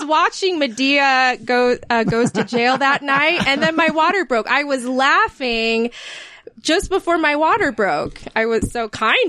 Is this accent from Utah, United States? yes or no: yes; Bountiful, Utah, United States; also born or lived in Georgia; I was born in Bountiful at Lakeview Hospital.